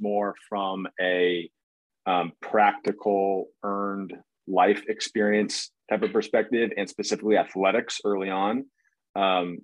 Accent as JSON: {"language": "English", "town": "Redondo Beach", "region": "California", "country": "United States", "tie": "born or raised there", "also_born_or_lived": "North Carolina / Northeast US", "moved": "as an adult", "said": "born and raised in Redondo Beach, California"}